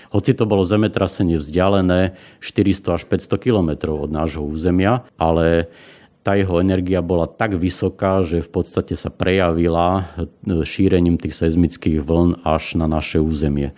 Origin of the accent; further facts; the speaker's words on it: Svit, Prešov Region, Slovakia; Pochádzam z Tatier zo Svitu